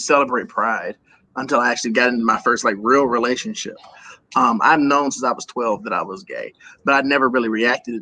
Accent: Milwaukee, Wisconsin, United States; Born and raised in Milwaukee, Wisconsin.

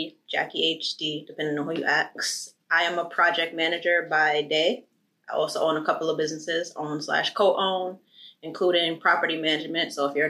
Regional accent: New York City, New York, United States; now in New Jersey, United States; I'm from Harlem.

